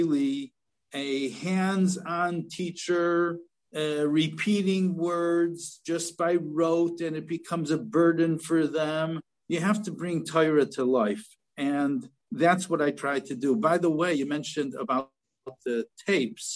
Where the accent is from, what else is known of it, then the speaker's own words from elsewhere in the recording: Chicago, Illinois, United States; also born or lived in Philadelphia; my hometown in Chicago